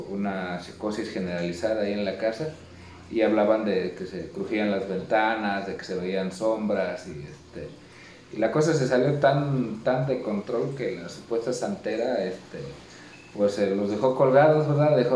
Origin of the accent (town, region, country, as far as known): Mexico